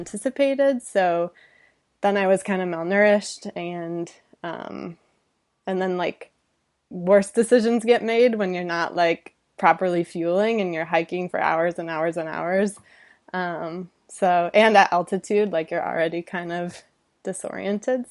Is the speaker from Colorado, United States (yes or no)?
no; Detroit, Michigan, United States; moved away as an adult; also born or lived in California; now in Los Angeles, United States; Detroit suburbs, grew up, lived there twenty-five years